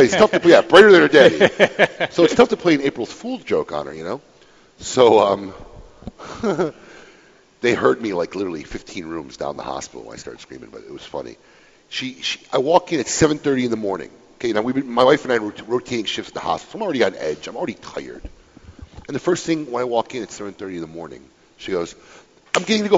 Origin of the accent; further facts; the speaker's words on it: Illinois, United States; Illinois, my home state, land of Lincoln